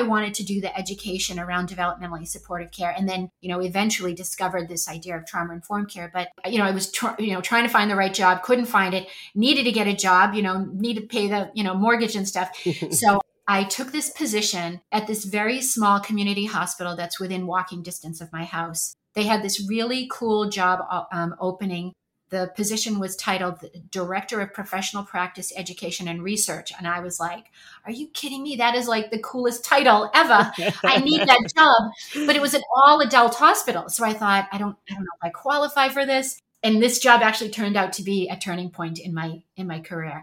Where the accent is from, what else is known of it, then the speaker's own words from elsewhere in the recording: Boston, Massachusetts, United States; moved away as an adult; also born or lived in Texas / California / New Hampshire; I'm born and raised in Boston, Massachusetts. You might be able to detect a bit of an accent once I start talking and get excited